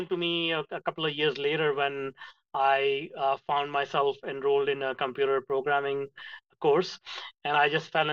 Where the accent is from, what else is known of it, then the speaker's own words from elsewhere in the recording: India; moved away; I grew up in India in a small town